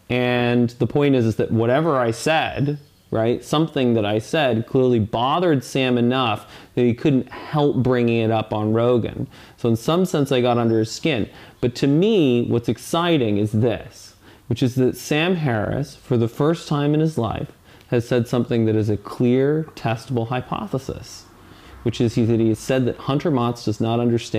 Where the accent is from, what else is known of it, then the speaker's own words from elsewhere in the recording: Saudi Arabia; born there; And I was born in Saudi Arabia. I lived in, you know, a little bit in the Middle East.